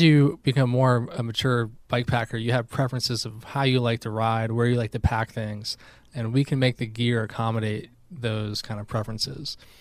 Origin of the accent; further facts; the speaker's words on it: Albany, New York, United States; moved away as an adult; now in North Carolina, United States; I grew up in Albany, New York, and then I moved down to North Carolina for grad school about ten years ago